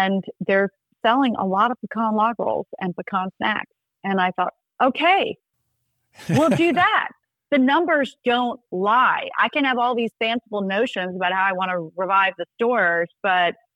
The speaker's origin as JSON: {"language": "English", "region": "South Georgia", "country": "United States", "said": "I'm from South Georgia."}